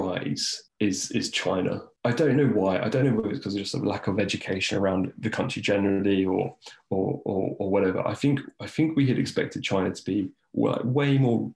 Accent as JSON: {"language": "English", "country": "United Kingdom", "said": "being British"}